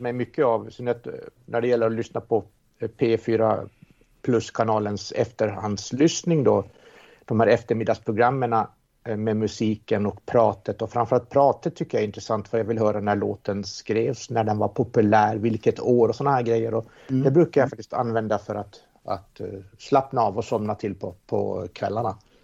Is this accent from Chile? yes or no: no; Åland Islands; Jag är ålänning